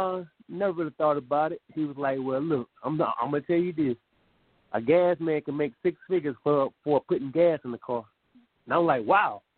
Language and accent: English; Loris, South Carolina, United States; grew up in Lawrence, South Carolina, still a PD boy, you know, all of us, born and raised there